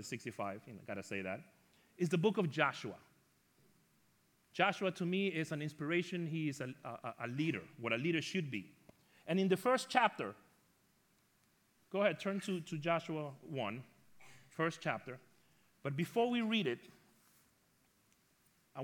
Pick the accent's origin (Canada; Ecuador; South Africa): Ecuador; moved away; also born or lived in New York; When I was younger, I grew up in Ecuador, South America